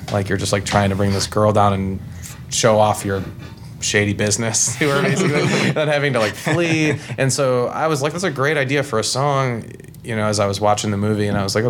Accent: Virginia, United States; I'm from Franklin County, and that song just resonates with me.

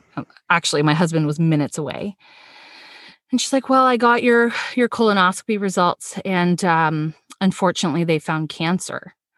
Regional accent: Toronto, Ontario, Canada; born in Toronto, lived most of my life

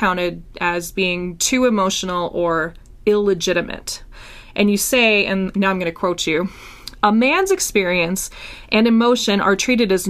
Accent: Minnesota, United States; I'm from Minnesota

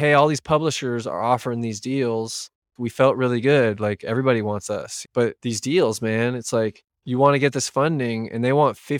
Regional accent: California, United States; now in Bainbridge Island, United States; apparently Bainbridge Island is really expensive, but I came from the Bay Area. So I sold a house in the Bay Area.

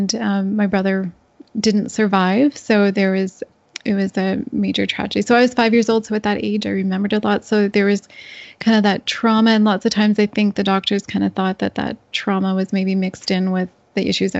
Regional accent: Northern Ontario, Canada; I grew up in a small, basically in the bush of Northern Ontario, on a small dairy farm.

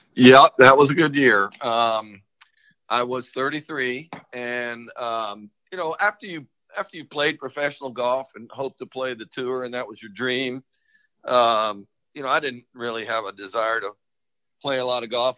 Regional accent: St. Petersburg, Florida, United States; moved away as an adult; also born or lived in Statesboro, Georgia / Hilton Head, South Carolina; growing up in St. Pete

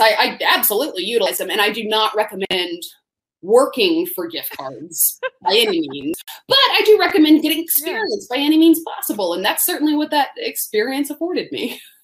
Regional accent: Tallahassee, Florida, United States; moved away; I grew up in Tallahassee, Florida

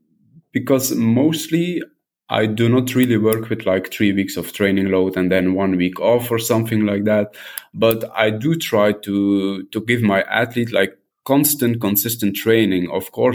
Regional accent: Belgium; also born or lived in southern France; now in France; I'm from Belgium, but living in southern France.

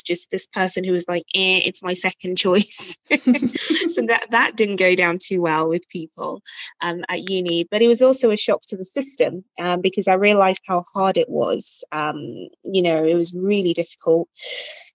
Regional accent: Nigeria; now in England, United Kingdom; so I'm originally Nigerian

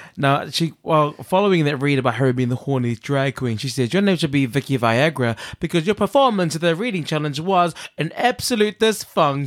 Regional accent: New Zealand; moved away; I'm from New Zealand

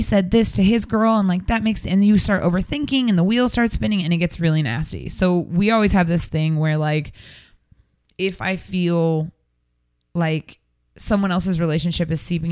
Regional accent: Seattle, Washington, United States; moved away; I'm from Seattle

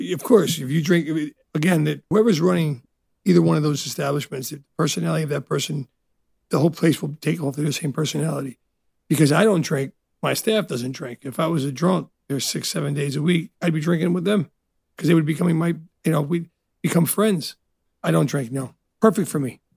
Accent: Elizabeth, New Jersey, United States; also born or lived in Italy; Growing up in Elizabeth, New Jersey, which it's not the best neighborhood

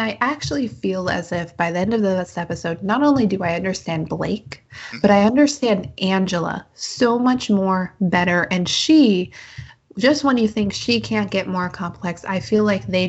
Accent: United States; I'm an American.

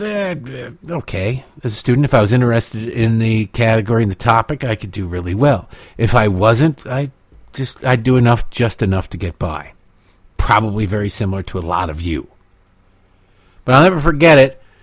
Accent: United States; I'm an American

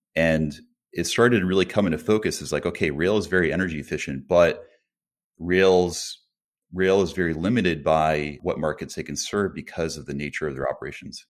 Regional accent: Colchester, Connecticut, United States; I grew up in a small town in Connecticut called Colchester.

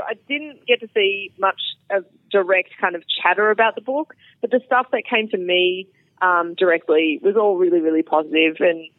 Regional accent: Australia; now in Texas, United States; the longer that I'm away from Australia, the more there are people joining the scene that have no idea who I am

